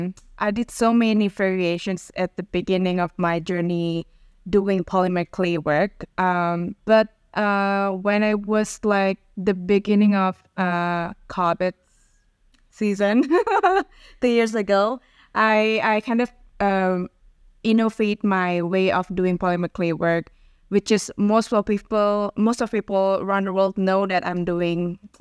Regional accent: Jakarta, Indonesia; I was born in Jakarta, Indonesia.

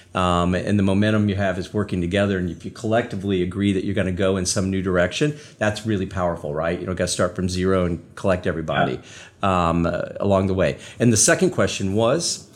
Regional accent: northeastern Indiana, United States; moved away; I grew up in a very small farming community in the um, uh, northeastern part of the state of Indiana

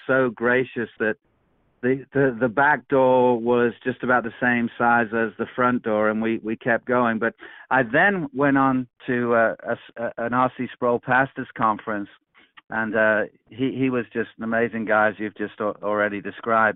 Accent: England, United Kingdom; now in Peoria, United States; I'm originally from England and live now in the United States

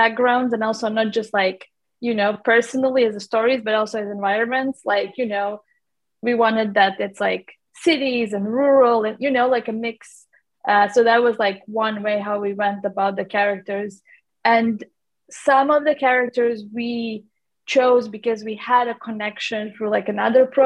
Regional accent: Latvia; now in London, United Kingdom; I'm from Latvia, actually, which is like Northern Europe, small country. I have lived in London for a long time, but originally I'm from Latvia.

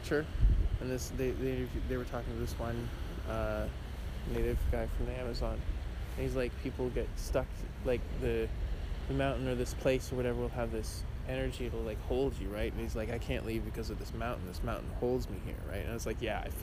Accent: Southern Ontario, Canada; moved away; I'm from Southern Ontario.

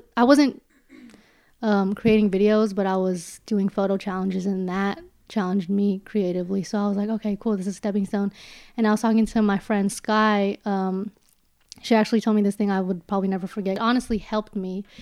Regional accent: Daly City, California, United States; also born or lived in San Francisco / Los Angeles; I was born in San Francisco, grew up my entire life in Daly City

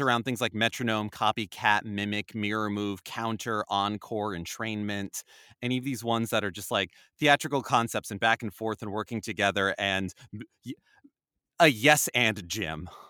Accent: New Jersey, United States; I grew up in North Jersey

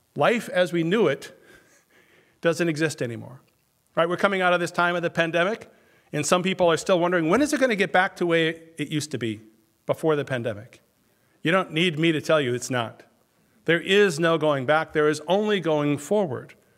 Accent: Minnesota, United States; now in Wisconsin, United States; I grew up in Minnesota

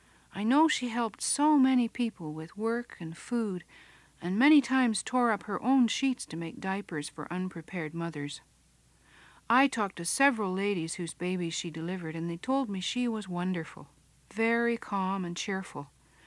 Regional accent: England, United Kingdom; now in Canada; I never had a doctor ever since I come from England to Canada

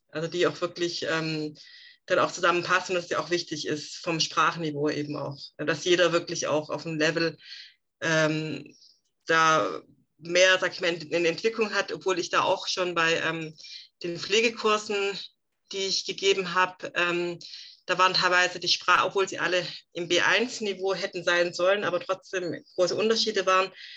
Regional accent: Swabia, Baden-Württemberg, Germany; accent: Swabian (not strong); spreche ich nicht stark Schwäbisch

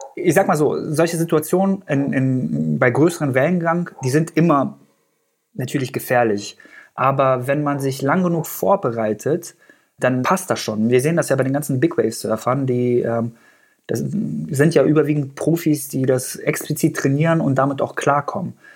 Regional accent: Göttingen, Lower Saxony, Germany; first language Persian; German is a second language; also born or lived in Afghanistan; ich bin in ähm, Göttingen groß geworden, beziehungsweise habe die längste Zeit in Deutschland in Göttingen verbracht. Da bin ich zur Schule gegangen und habe auch mein Abi da gemacht.

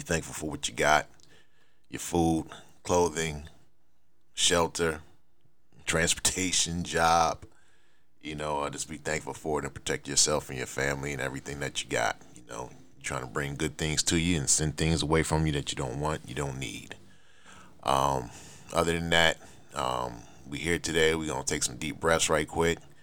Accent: Buffalo, New York, United States; growing up in Buffalo

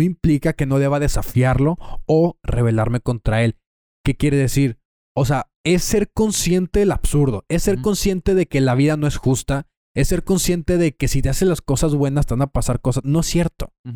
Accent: Torreón, Coahuila, Mexico; eres mexicano, somos de Torreón

